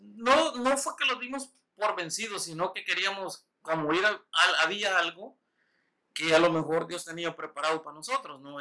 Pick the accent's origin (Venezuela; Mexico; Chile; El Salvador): El Salvador; Usulután; moved away; also born or lived in Winchester; yo nací en San Salvador, pero nací en un pueblito que se llama Usulután.